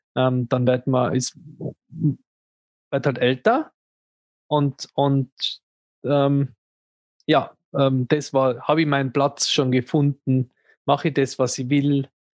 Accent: Tyrol, Austria; als, als Tiroler

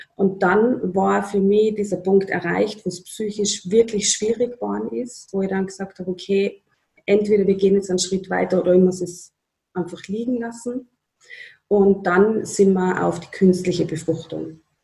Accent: Upper Austria, Austria; now in Tyrol, Austria; meine Familie in Oberösterreich.

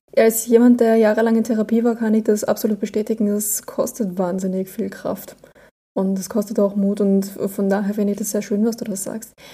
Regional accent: Austria; ich bin Österreicherin. Ich glaube, bei uns heißt das alles nochmal anders

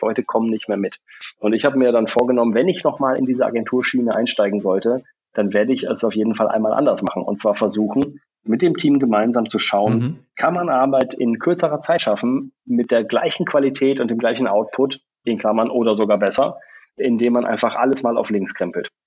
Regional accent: Bielefeld, North Rhine-Westphalia, Germany; moved away; also born or lived in England / Munich / Australia; ich bin ursprünglich in Bielefeld geboren, äh, war jahrelang woanders

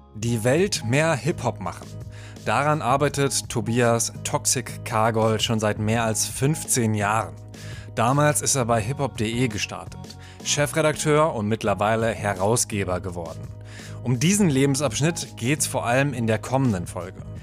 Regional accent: town neighbouring Kamen, North Rhine-Westphalia, Germany; ich komme aus Aalen. Da ist man äh, ein Nachbar.

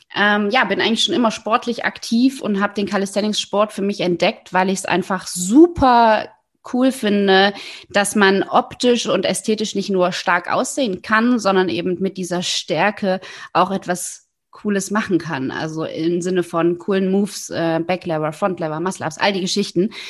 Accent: the East, eastern Germany, Germany; Ich bin im Osten groß geworden

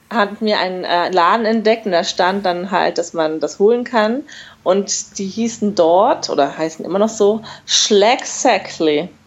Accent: Germany; born there; ich bin halb Marokkanerin, ja. Und äh, ja, das ist für mich, obwohl ich ja, ich bin in Deutschland geboren ne, und ich bin auch Deutsche

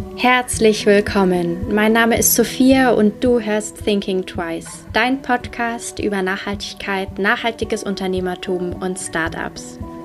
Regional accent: Nuremberg, Bavaria, Germany; Ich komme ja auch aus Nürnberg und bin in Nürnberg

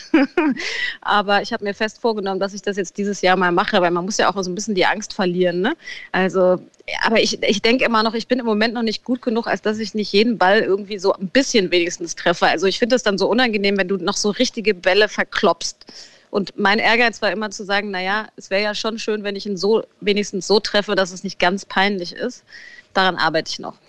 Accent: Frankfurt, Hesse, Germany; in Frankfurt übrigens, wo ich ja immer noch wohne

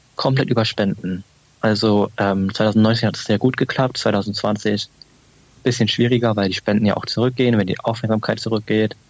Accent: Berlin, Germany; als Berliner ist es natürlich auch ein Standortvorteil, hier in Berlin zu wohnen

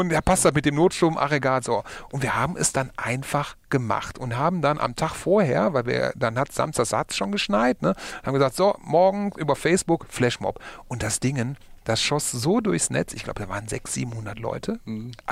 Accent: Essen, North Rhine-Westphalia, Germany; weil ich komme auch aus Essen.

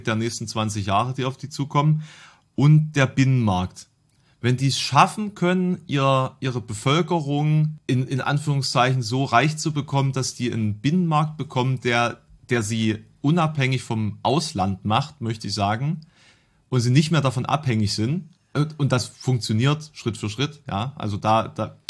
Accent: eastern Germany, Germany; bei uns im Osten

